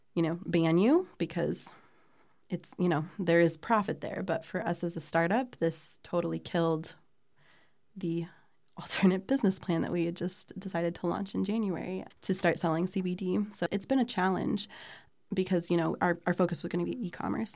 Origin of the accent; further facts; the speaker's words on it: Columbia, Missouri, United States; I grew up here in Columbia, Missouri